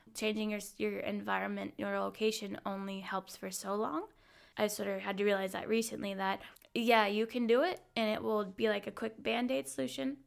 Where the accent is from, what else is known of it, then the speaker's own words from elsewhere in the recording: Hawaii, United States; moved away as an adult; now in Munich, Germany; I'm originally from Hawaii, and I've been living in Munich, Germany since about, well, five years this week.